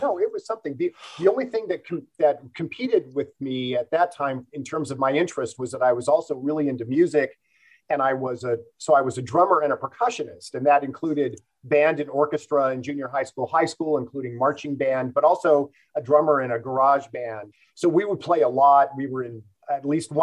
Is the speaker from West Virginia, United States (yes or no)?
no; Los Angeles, California, United States; I grew up in the San Fernando Valley, the northeast part of it, where North Hollywood and Sun Valley kind of come together